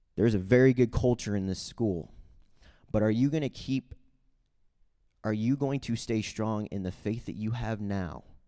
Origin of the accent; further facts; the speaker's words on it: Saint Charles, Missouri, United States; also born or lived in Guatemala; I grew up in Saint Charles, Missouri, which is about thirty minutes from Saint Louis